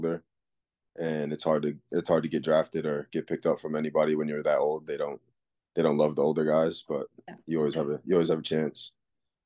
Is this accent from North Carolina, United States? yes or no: no; Connecticut, United States; moved away as an adult; I'm from Connecticut.